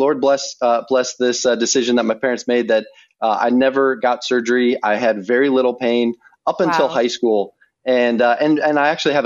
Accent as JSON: {"language": "English", "town": "Wheaton", "region": "Illinois", "country": "United States", "tie": "born or raised there", "said": "I grew up in South Wheaton"}